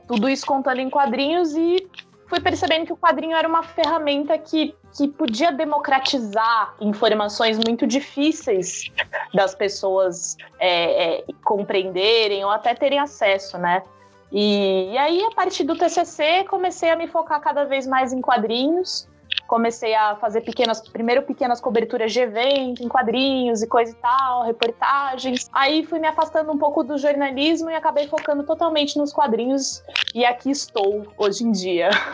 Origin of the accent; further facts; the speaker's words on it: Brazil; como eu sou brasileira